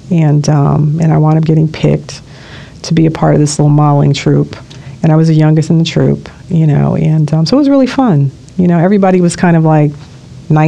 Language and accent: English; Los Angeles, California, United States; Los Angeles, born and raised